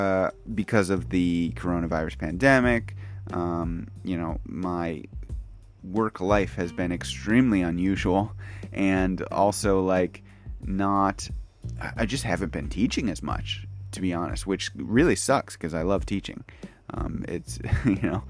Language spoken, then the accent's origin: English; United States; moved away as an adult; now in Kyoto, Japan; I am an American who is currently living in Kyoto, Japan